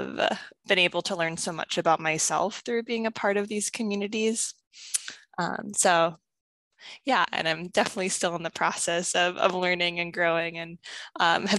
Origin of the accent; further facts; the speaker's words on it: Northwest Washington, United States; I grew up on Lummi and Samiemu lands in Northwest Washington